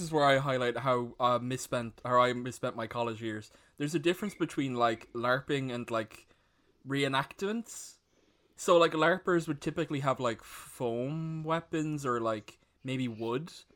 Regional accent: Ireland; all of us being Irish

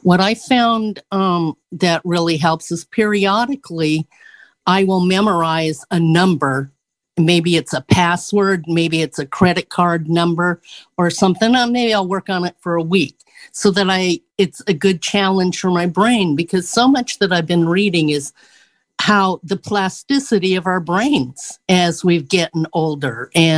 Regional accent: California, United States; Southern California.

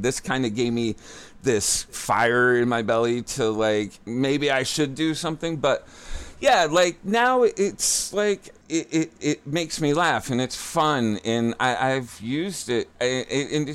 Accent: Worcester, Massachusetts, United States; originally, I grew up in Worcester, Mass

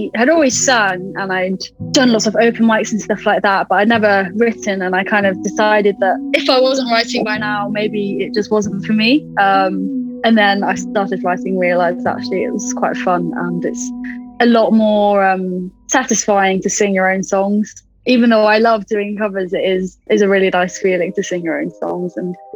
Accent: Stamford, East Midlands, United Kingdom; now in Nottingham, United Kingdom; I'm based in Nottingham at the moment, but I'm originally from Stamford in Lincolnshire, little historic town

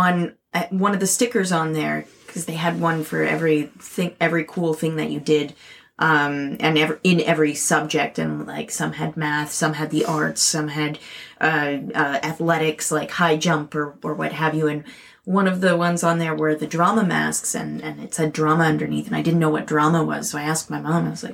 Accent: Canada; a Canadian artist

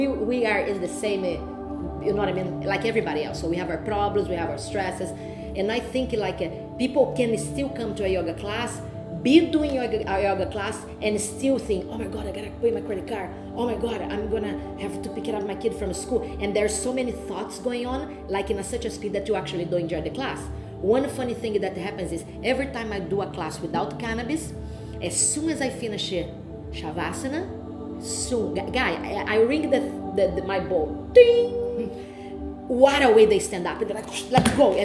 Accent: Rio de Janeiro, Brazil; English is a second language; moved away as an adult; now in Toronto, Canada; my background was fighting from Brazil

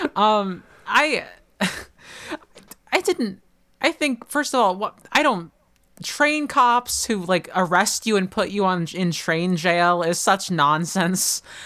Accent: Oklahoma, United States; I'm from Oklahoma

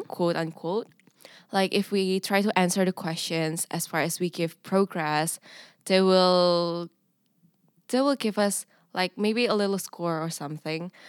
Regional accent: Indonesia; English is a second language; moved away as an adult; now in Nijmegen, Netherlands; I'm an international student, an exchange student from Indonesia.

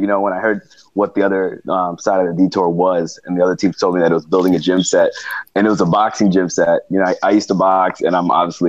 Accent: New York, United States; I was from New York

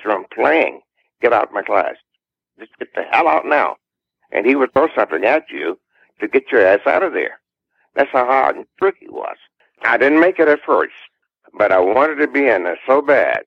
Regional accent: Lancaster, South Carolina, United States; we won a talent show at Lancaster, South Carolina, in my hometown

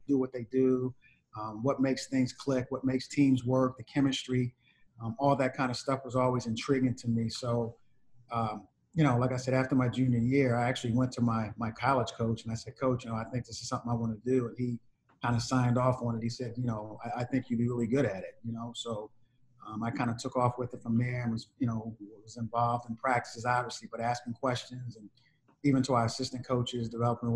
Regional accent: Philadelphia, Pennsylvania, United States; I grew up in Philadelphia, played basketball, since I was 8, 9 years old

